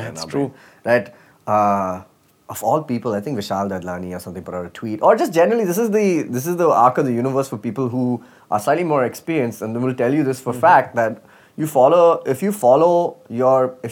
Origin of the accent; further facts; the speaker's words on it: Dubai, United Arab Emirates; moved away; I grew up in Dubai